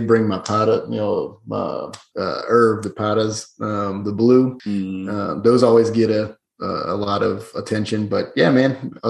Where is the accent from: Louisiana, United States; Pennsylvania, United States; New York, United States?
Louisiana, United States; New Orleans; I'm not from the Disney area. I'm from New Orleans.